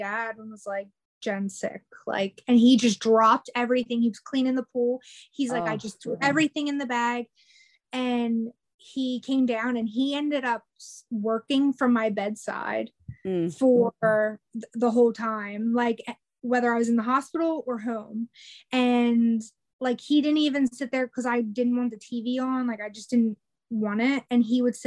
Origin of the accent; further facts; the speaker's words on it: New Jersey, United States; now in North Carolina, United States; I'm in North Carolina, I'm originally from New Jersey